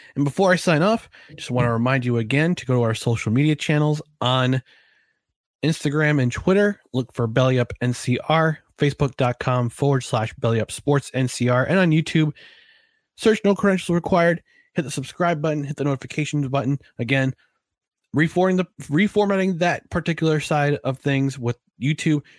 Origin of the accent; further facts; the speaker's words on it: New Jersey, United States; growing up in New Jersey